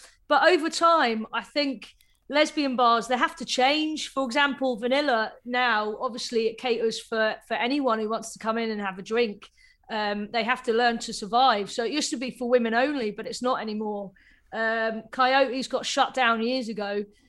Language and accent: English; Cambridge, East of England, United Kingdom; I grew up in Cambridge, so it's a very small town. So there was no gay scene there. I didn't know if there were any gay people or any other lesbians there. So when I moved to Manchester, it was just like a massive eye opener